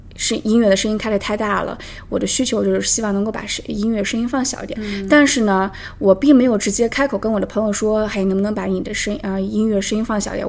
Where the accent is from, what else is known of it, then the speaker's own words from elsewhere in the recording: the Northwest, northwestern China, China; now in Toronto, Canada; 我来自大西北，在，现在在多伦多也待了有五年的时间了